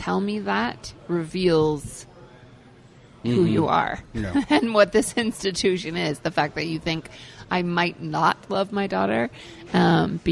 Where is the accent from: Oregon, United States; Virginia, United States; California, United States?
Oregon, United States; Hood River; moved away; It's a very small town, so I'm from it's a tiny, tiny town, very rural, sort of orchards, lots of pear and apple orchards there. So it was a great place to grow up.